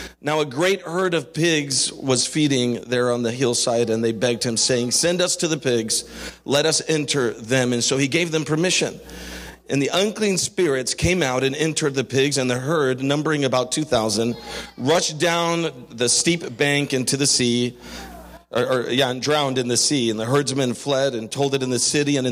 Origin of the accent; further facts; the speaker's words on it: Canary Islands, Spain; moved away; I grew up in Spain in the Canary Islands